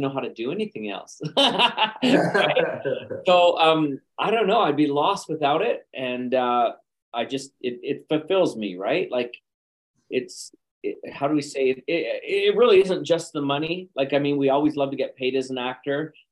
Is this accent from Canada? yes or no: yes; Calgary, Alberta, Canada; moved away; also born or lived in Los Angeles / London, United Kingdom / China; I'm originally from Calgary, Alberta, but I kind of between multiple locations now.